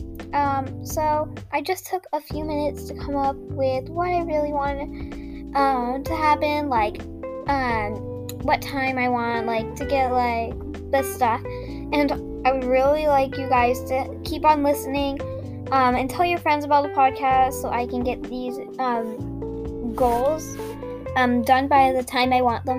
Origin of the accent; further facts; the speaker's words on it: United States; I am American